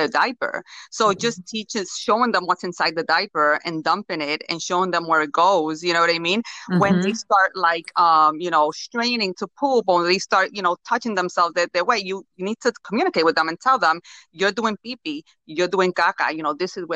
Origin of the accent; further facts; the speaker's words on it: Puerto Rico; moved away; I come from Puerto Rico